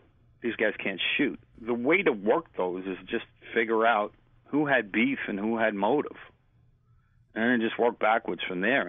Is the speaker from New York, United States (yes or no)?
yes; New York City, New York, United States; when I was growing up in Bushwick and Ridgewood